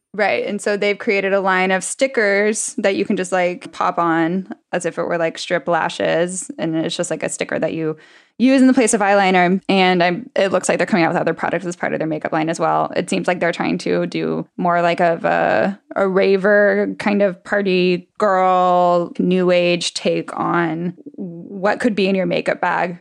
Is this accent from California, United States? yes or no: no; Texas, United States; I'm from Texas